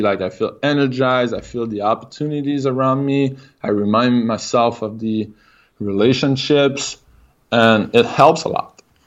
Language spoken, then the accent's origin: English; Quebec City, Quebec, Canada; accent: French Canadian; English is a second language; I'm from Quebec City, so I'm French Canadian. If I got an accent, that's, that's the reason why